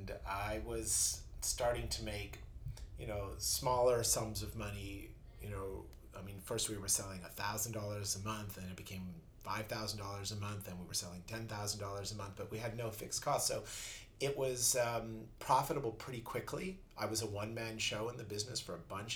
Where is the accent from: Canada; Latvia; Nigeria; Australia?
Canada; Vancouver, British Columbia; moved away as an adult; also born or lived in Minneapolis; now in New York, United States; I was actually born in Minneapolis. I was only there 2 months as a baby, but my parents were Canadian. I grew up in Vancouver.